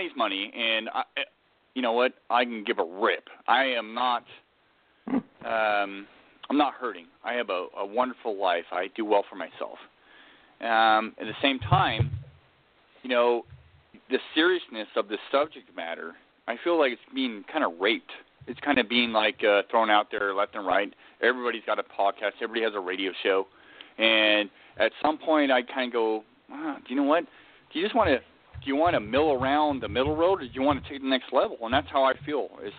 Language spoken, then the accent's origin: English; Scotland, United Kingdom; I'm Scottish.